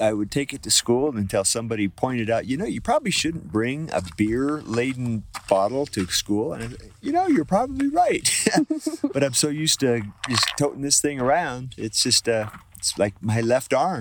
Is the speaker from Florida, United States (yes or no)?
no; Portland, Oregon, United States; I'm from Portland, Oregon